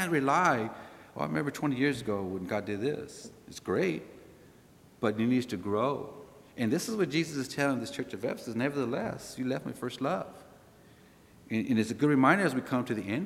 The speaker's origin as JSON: {"language": "English", "region": "California", "country": "United States", "said": "we're from California"}